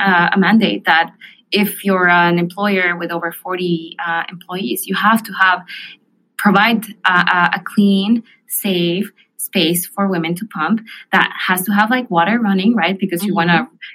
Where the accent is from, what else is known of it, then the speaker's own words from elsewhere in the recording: Mexico City, Mexico; moved away; I grew up in Mexico City